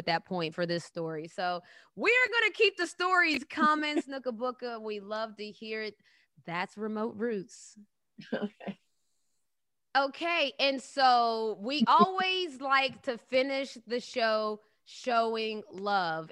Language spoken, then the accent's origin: English; West Virginia, United States; now in Atlanta, United States; we grew up together in the streets of West Virginia, and it's pretty wild that we both now live here in Atlanta